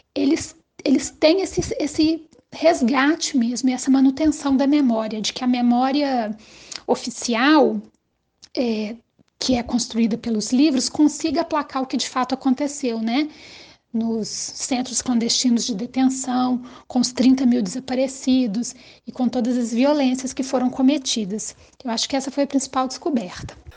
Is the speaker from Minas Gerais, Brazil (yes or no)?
yes; Minas Gerais, Brazil; sou mineira e Minas Gerais é considerada a terra do doce de leite